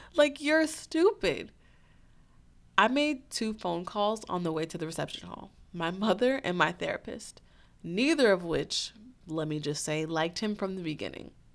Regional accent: St. Louis, Missouri, United States; my hometown of Saint Louis

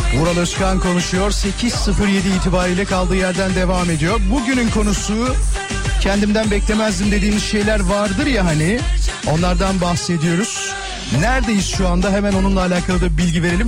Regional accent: Kocaeli, Turkey; Kocaeli'de, benim memleketimde

